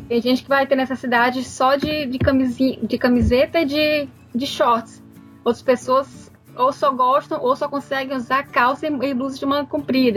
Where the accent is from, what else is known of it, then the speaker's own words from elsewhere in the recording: Fortaleza, Ceará, Brazil; now in Netherlands; eu sou de Fortaleza